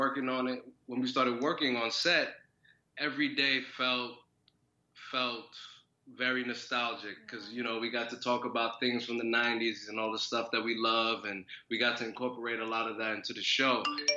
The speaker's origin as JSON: {"language": "English", "town": "New York City", "region": "New York", "country": "United States", "tie": "born or raised there", "said": "I'm born and raised in Brooklyn."}